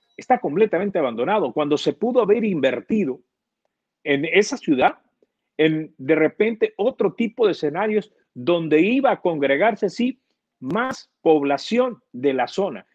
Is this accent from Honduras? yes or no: yes; Honduras; nosotros los hondureños